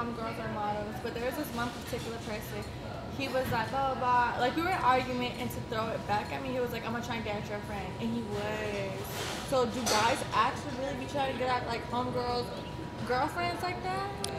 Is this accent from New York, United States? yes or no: yes; New York, United States; I'm not gonna lie, I was really in shock like that came out here because I'm from New York